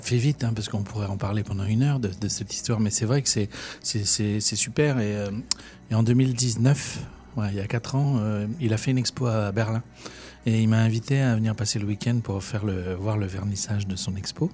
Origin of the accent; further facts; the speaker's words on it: Orléans, Centre-Val de Loire, France; chez nous à Orléans